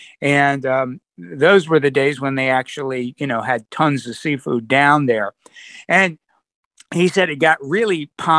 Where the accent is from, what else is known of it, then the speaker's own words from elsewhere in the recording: Baltimore, Maryland, United States; Of course, I grew up in Baltimore.